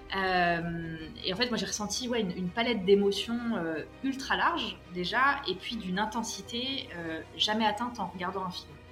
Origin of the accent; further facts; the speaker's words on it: France; moved away as an adult; also born or lived in Paris; now in Morocco; Je suis française, mais j'ai été adoptée par le Maroc, où je me suis installée pour de bon il y a quelques mois